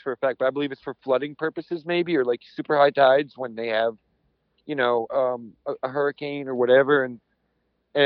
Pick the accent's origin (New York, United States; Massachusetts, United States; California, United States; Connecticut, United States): Connecticut, United States; I'm from Connecticut